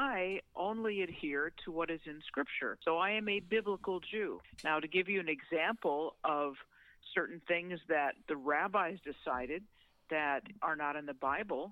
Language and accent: English; St. Louis, Missouri, United States; I grew up in St. Louis, Missouri